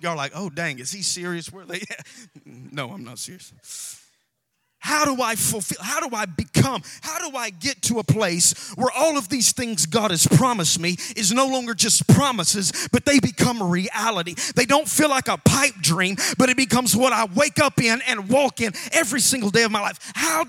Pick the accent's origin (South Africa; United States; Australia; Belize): United States; Alabama; We have to teach you how we preach down in Alabama. I'm from Alabama.